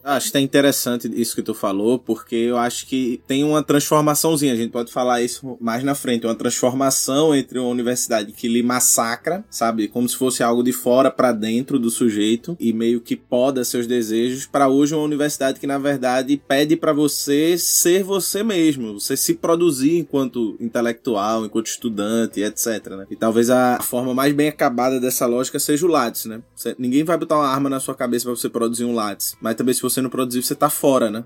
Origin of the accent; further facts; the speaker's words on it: Recife, Pernambuco, Brazil; eu sou de Recife, Pernambuco